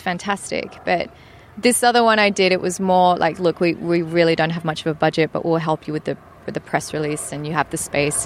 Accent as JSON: {"language": "English", "town": "Perth", "region": "Western Australia", "country": "Australia", "tie": "born or raised there", "also_born_or_lived": "Grays, Essex, England", "said": "it is a bit funny to come back to Perth, like the place I grew up"}